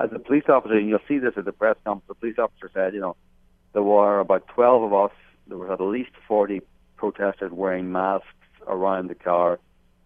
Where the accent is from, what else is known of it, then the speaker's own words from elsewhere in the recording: outside Belfast, Northern Ireland, United Kingdom; moved away; I grew up outside Belfast. I worked there for 10 years during the Troubles.